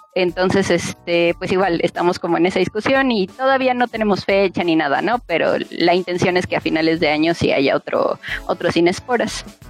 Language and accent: Spanish; Milpa Alta, Mexico City, Mexico; somos de Milpalta